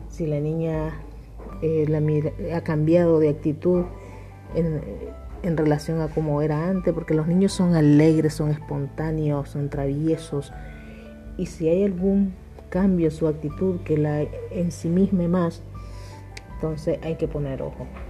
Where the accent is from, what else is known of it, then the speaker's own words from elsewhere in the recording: Nicaragua; desde Nicaragua